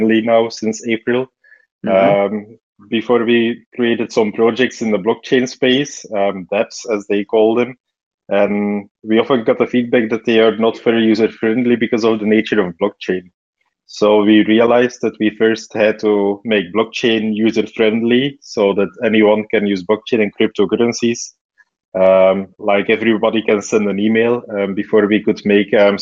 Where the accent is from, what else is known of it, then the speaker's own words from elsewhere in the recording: Belgium; I grew up in Belgium, studied computer science and media studies